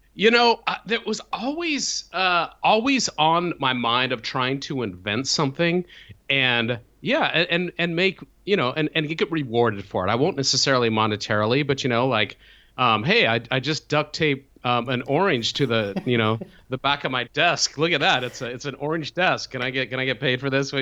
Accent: Salt Lake City, Utah, United States; I grew up in, in Salt Lake City, Utah

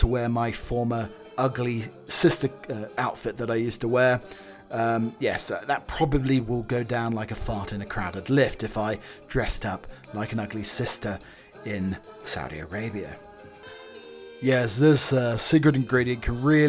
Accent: England, United Kingdom; I'm English

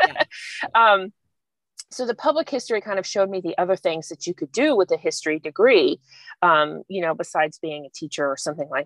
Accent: Kennesaw, Georgia, United States; moved away as an adult; also born or lived in New Orleans, Louisiana; now in Mobile, United States; I grew up in Georgia, in Kennesaw, which is about 20 miles north of Atlanta

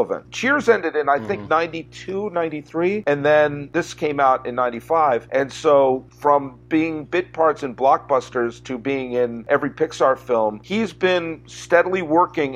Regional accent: Massachusetts, United States; I grew up in Massachusetts

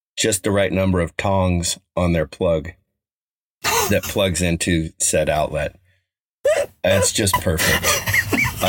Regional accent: Colorado, United States; There's a little park in the town I grew up in Colorado called Oliver

